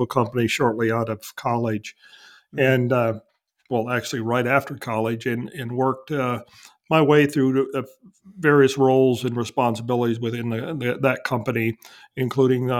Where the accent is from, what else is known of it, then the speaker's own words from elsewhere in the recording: Wisconsin, United States; now in Texas, United States; I was born and raised in Wisconsin, so I'm kind of used to the cold weather